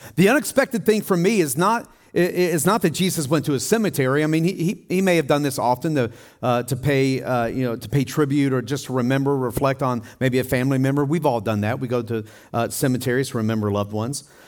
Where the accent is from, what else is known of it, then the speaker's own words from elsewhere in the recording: Tennessee, United States; I grew up in Tennessee on four acres of land